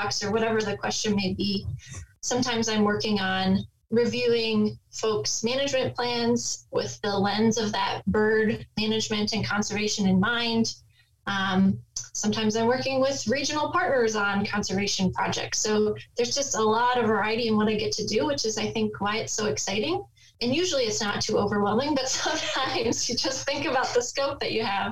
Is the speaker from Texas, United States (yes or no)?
no; suburbs of Chicago, Illinois, United States; now in Iowa, United States; I grew up in Illinois, in the suburbs of Chicago, north of the city